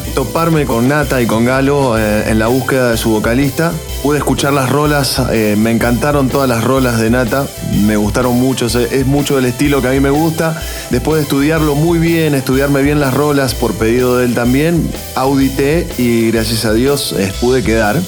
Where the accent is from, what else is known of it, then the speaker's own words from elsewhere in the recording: Buenos Aires, Argentina; moved away as an adult; now in Guadalajara, Mexico; vengo llegando de Buenos Aires a Guadalajara hace siete años ya, ya soy un tapatío más